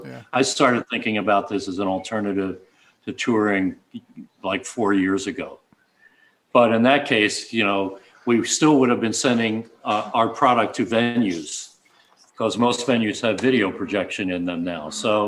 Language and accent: English; Upper Darby, Pennsylvania, United States; outside of Philadelphia, a western suburb called Upper Darby.